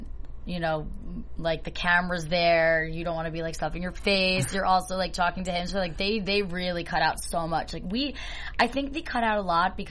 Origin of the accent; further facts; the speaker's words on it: New Jersey, United States; I'm from New Jersey